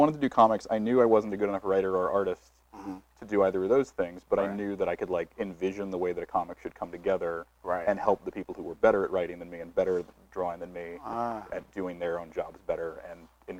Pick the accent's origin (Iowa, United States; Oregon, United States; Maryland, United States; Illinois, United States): Oregon, United States; Portland; also born or lived in Los Angeles, United States; since I was already from Portland